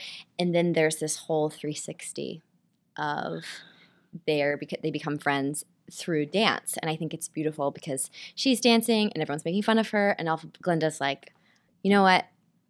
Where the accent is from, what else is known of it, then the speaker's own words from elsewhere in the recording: Nashville, Tennessee, United States; now in New York City, United States; I'm originally from Nashville, Tennessee.